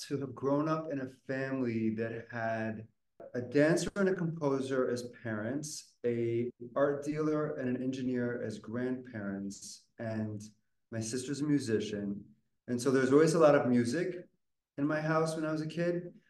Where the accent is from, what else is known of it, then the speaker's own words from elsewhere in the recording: New York City, New York, United States; But I grew up in Harlem in the 80s and 90s.